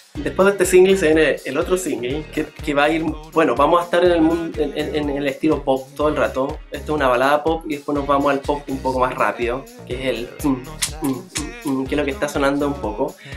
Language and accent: Spanish; Lota, Biobío, Chile; donde yo nací, en Lota